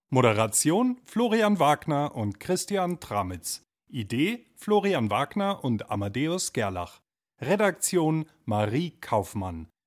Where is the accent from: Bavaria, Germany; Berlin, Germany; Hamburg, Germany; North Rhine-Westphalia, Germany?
Bavaria, Germany; Munich; born there; bin ja ein gebürtiger Münchner ja.